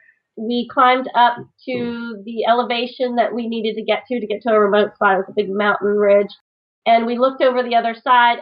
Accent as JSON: {"language": "English", "region": "Virginia", "country": "United States", "said": "The Virginia remote spot. My favorite remote spot until we headed out west. my home state out on a barrier island."}